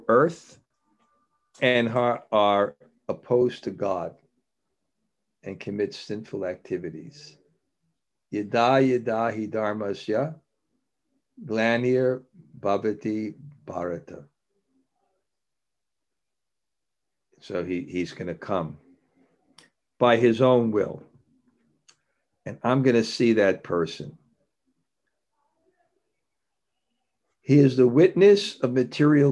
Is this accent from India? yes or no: yes; India; I grew up in India